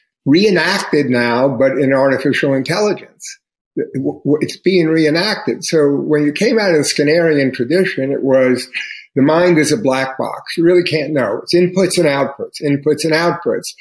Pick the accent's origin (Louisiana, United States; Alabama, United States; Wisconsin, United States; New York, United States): New York, United States; New York City; the environment I grew up with in Queens in the 1950s in a Jewish neighborhood